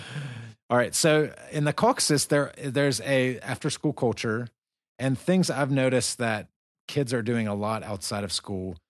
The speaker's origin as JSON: {"language": "English", "country": "United States", "moved": "yes", "lives_now": "Dagestan, Russia", "said": "we're both Americans. We're from the United States."}